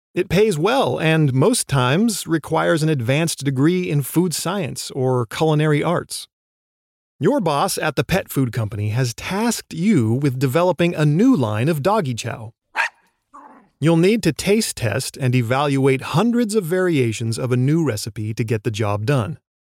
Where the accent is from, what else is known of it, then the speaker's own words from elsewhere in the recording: Oregon, United States; my home state of Oregon